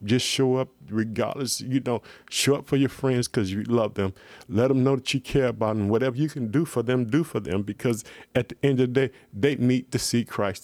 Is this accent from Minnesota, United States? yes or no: no; Illinois, United States; my hometown, the state of Illinois.